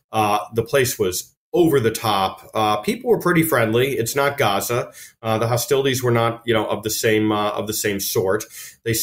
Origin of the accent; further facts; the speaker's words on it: New York, United States; I'm a American Jew from New York